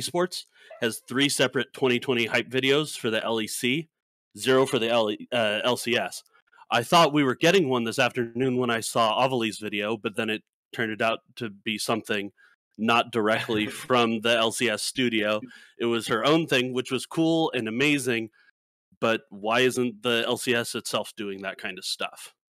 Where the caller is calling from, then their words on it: Santa Clara, California, United States; Santa Clara, California.